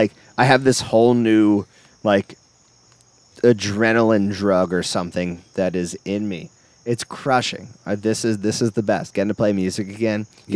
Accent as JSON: {"language": "English", "town": "Philadelphia", "region": "Pennsylvania", "country": "United States", "said": "we're from Philly, fucking Philly"}